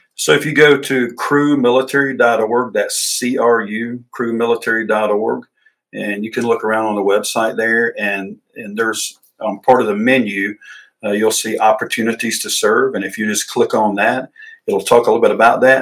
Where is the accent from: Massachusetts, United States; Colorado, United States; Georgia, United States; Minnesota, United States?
Georgia, United States; Emerson; I grew up in Emerson, Georgia